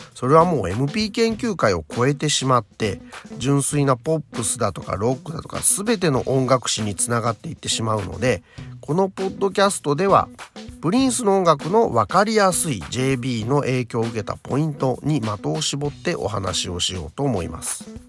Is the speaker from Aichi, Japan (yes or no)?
yes; Nagoya, Aichi, Japan; 地元私の地元名古屋